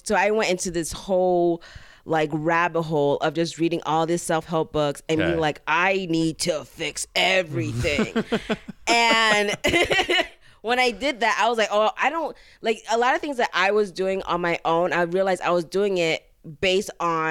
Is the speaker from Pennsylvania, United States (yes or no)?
no; Florida, United States; But the south, like South Florida.